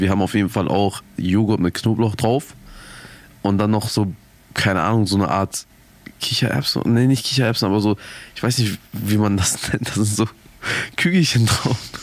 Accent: Germany; ich bin full deutsch natürlich

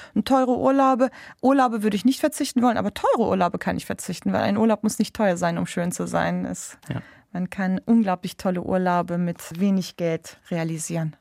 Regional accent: Bremen, Germany; Ich bin in Bremen geboren. Ich bin Bremerin mit türkischen Wurzeln.

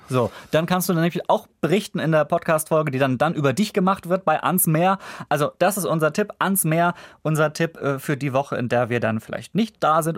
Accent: Kiel, Schleswig-Holstein, Germany; in meiner Heimat Kiel

